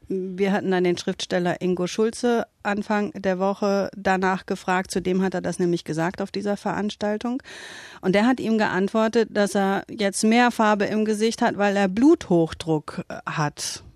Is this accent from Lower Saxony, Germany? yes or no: yes; Southern Lower Saxony, Germany; ich bin Wessi